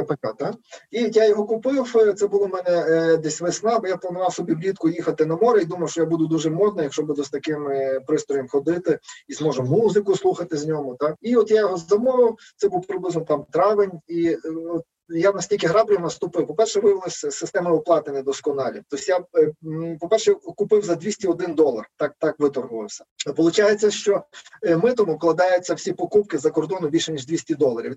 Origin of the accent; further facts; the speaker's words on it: Lviv, Lviv Oblast, Ukraine; Я зі Львова